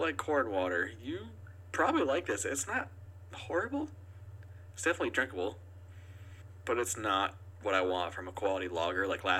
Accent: Keene, New Hampshire, United States; born or raised there

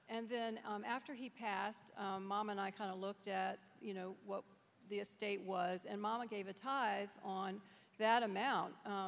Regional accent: Virginia, United States; We grew up here in Fairfax County. Our dad had a solid middle-class job. There were six children, so money was always tight

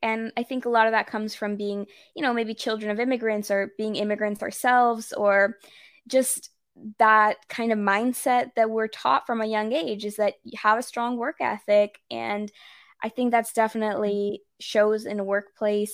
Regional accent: Texas, United States; first language English and Spanish; I'm Mexican American, but actually, believe it or not, I'm sixth generation Texan.

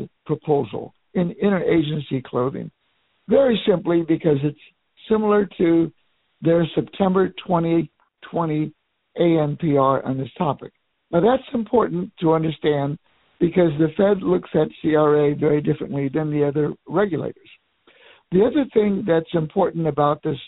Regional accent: Miami, Florida, United States; my hometown of Miami

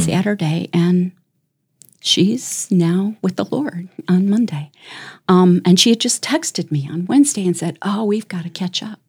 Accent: Chicago, Illinois, United States; moved away as an adult; also born or lived in Tennessee / Denver / South Dakota; now in Brandon, South Dakota, United States; I grew up in Chicago

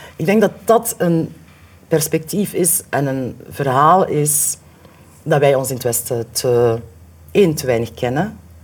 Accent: Limburg, Flanders, Belgium; moved away; also born or lived in Ghent; ik kom uit Limburg

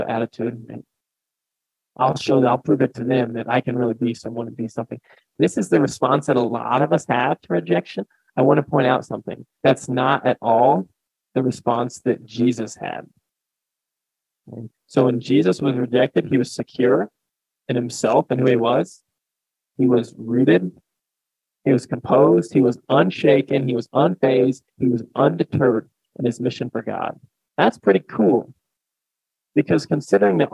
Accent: Ellsworth, United States; my hometown of Ellsworth

